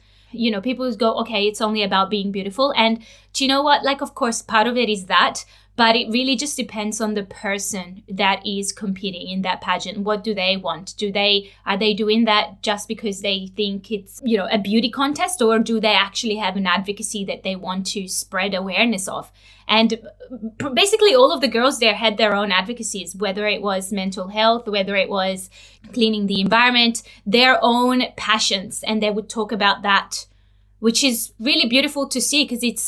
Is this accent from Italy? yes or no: yes; Italy; now in Australia; I'm originally from Italy